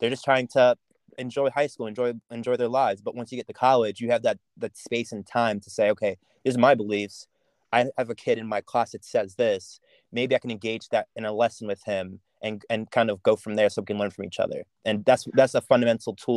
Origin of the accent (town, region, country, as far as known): York, Pennsylvania, United States; born or raised there; accent: American; also born or lived in St. Thomas, Jamaica